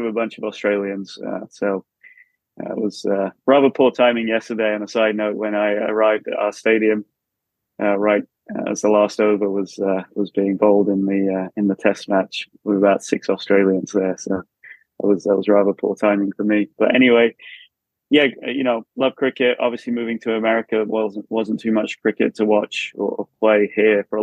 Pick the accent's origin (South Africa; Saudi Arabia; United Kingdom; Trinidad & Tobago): United Kingdom; Brighton, South East England; moved away as an adult; now in United States; I grew up in Brighton, about 5 minutes from the ground in Hove there.